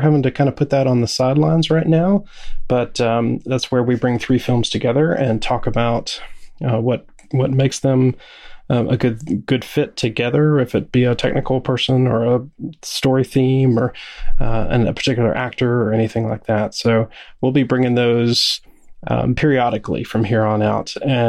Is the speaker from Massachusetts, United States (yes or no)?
no; Salisbury, North Carolina, United States; I'm from Salisbury, North Carolina.